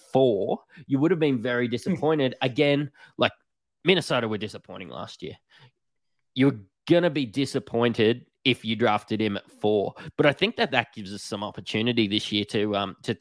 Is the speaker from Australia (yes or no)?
yes; Australia; accent: Bogan; us being Australian, you can probably tell by our Bogan accents.